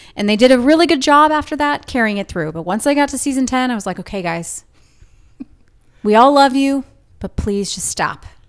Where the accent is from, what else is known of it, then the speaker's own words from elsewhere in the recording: Orange County, Southern California, United States; I grew up in Southern California, Orange County